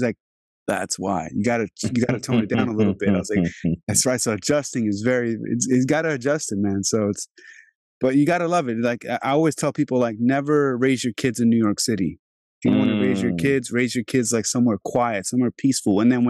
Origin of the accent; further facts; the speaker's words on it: Albania; now in Virginia, United States; when I came here 22 years ago, it was like, because I'm from Albania originally, I'm from Europe.